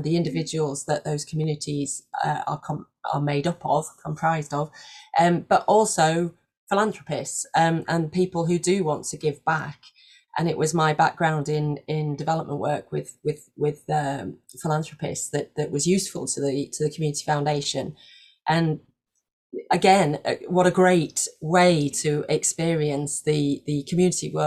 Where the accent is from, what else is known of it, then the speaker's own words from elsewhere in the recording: Leeds, Yorkshire and the Humber, United Kingdom; moved away as an adult; also born or lived in Belgium; I moved up north and moved back up north. I'm from Leeds